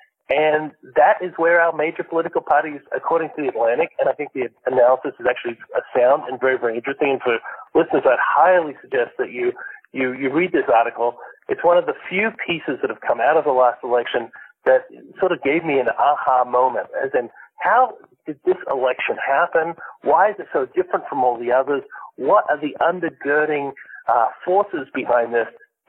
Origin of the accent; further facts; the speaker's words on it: Malaysia; I grew up in a Muslim country, Alan. I grew up in Malaysia. That's where my parents are missionaries there.